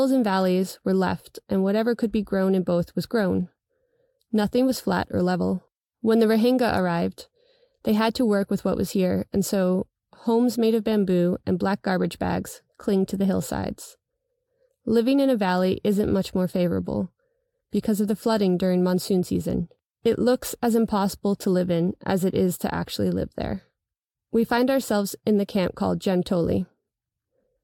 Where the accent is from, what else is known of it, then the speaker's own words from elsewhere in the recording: New York, United States; I am a New Yorker